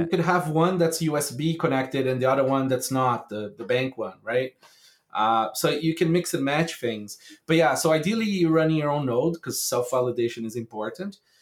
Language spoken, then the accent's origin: English; Brazil; I grew up in Brazil.